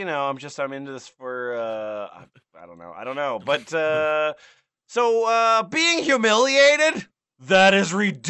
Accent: United Kingdom; I'm from the United Kingdom, as you can tell from my accent.

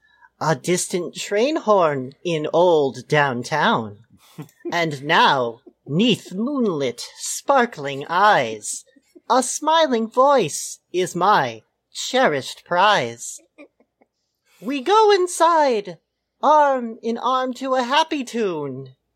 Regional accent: Tennessee, United States; I'm 68 male from Tennessee.

